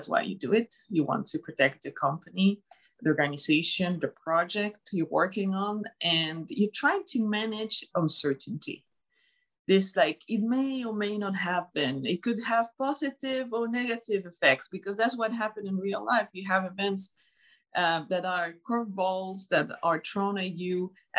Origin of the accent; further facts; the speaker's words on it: Montreal, Quebec, Canada; Montreal, Canada.